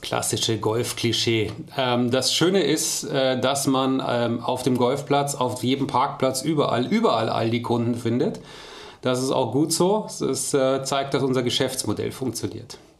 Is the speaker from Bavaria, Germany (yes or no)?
yes; Munich, Bavaria, Germany; moved away as an adult; now in Ruhr area, Germany; als Münchner